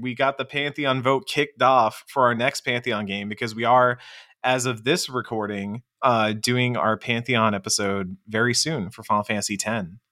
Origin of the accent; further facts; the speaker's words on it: Texas, United States; speaking as a Texan